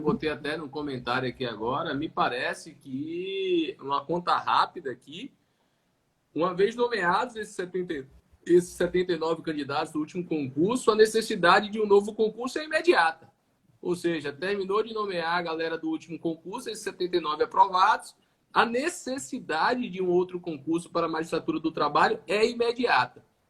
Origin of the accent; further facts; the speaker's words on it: Salvador, Bahia, Brazil; como sou daqui de Salvador, como sou da Bahia